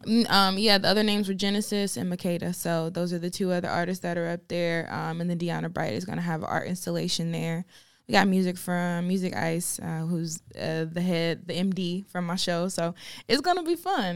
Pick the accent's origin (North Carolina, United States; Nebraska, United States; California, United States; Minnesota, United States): North Carolina, United States; Farmville; moved away as an adult; now in Charlotte, United States; I am from Farmville, North Carolina, which is in the middle of nowhere